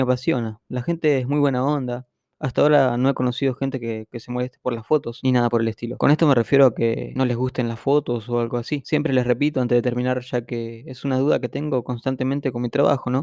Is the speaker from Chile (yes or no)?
no; Argentina; also born or lived in Buenos Aires; vivo en Capital Federal, soy argentino